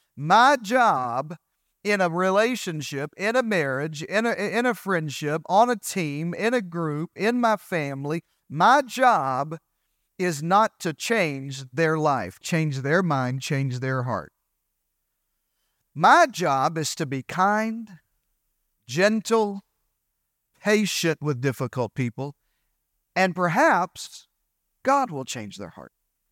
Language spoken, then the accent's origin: English; Arkansas, United States; You know, I'm from Eastern Arkansas, so I have a few colloquial phrases that just, I don't even know sometimes if they add value to you or make sense in this